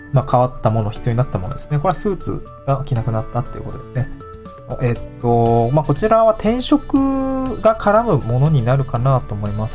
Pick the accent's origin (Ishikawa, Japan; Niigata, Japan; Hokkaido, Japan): Niigata, Japan; also born or lived in Tokyo; now in Awaji Island, Japan; 私の地元の新潟県